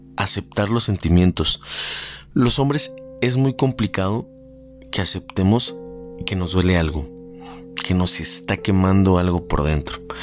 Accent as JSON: {"language": "Spanish", "country": "Mexico", "said": "amo cómo en mi país se celebra este tipo de tradiciones"}